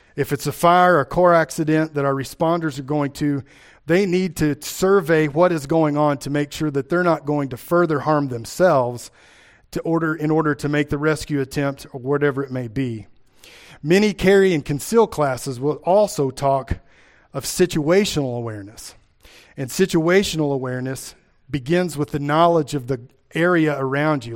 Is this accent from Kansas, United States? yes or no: no; Kentucky, United States; accent: Appalachian; moved away as an adult; now in Iowa, United States; I grew up in Kentucky